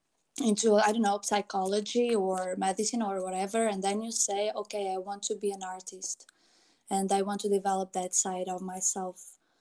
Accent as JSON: {"language": "English", "country": "Portugal", "tie": "born or raised there", "said": "since I grew up in Portugal, which was not my mother country"}